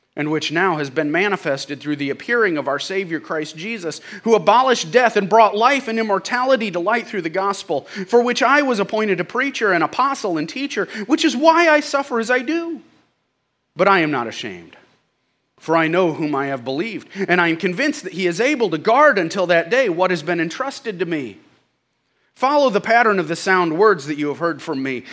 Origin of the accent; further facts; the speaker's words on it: St. Louis, Missouri, United States; I'm from Saint Louis